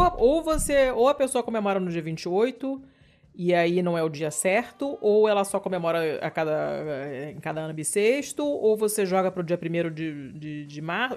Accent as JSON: {"language": "Portuguese", "region": "Rio de Janeiro", "country": "Brazil", "said": "eu sou carioca, eu sou fluminense"}